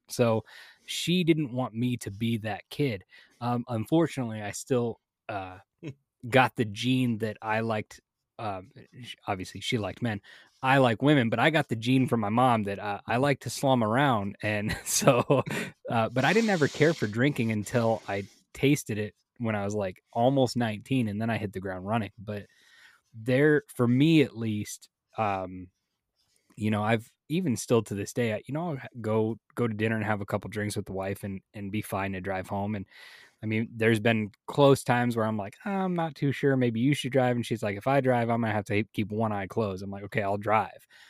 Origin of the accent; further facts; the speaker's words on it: Las Vegas, Nevada, United States; growing up in Vegas